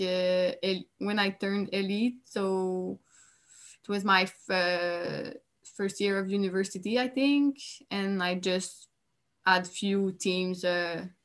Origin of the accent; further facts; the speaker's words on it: Quebec, Canada; I was from Quebec